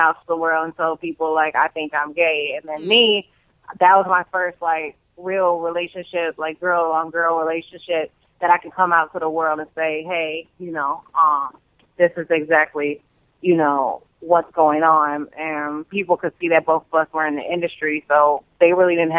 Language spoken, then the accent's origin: English; Evanston, Illinois, United States; also born or lived in Chicago, Illinois; I grew up there for, like, 3, 4, 5 years, and then I moved to Evanston